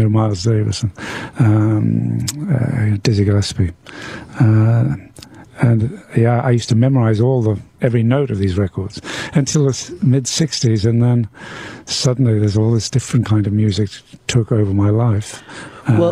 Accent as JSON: {"language": "English", "town": "Newcastle upon Tyne", "region": "North East England", "country": "United Kingdom", "tie": "born or raised there", "said": "the New Orleans Jazz Club in Newcastle, my hometown"}